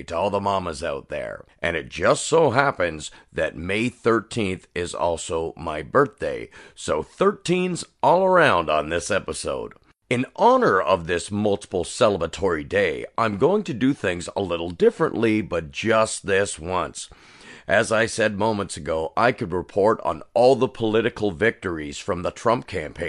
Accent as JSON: {"language": "English", "country": "Canada", "said": "I'm a Canadian and I live in a liberal country"}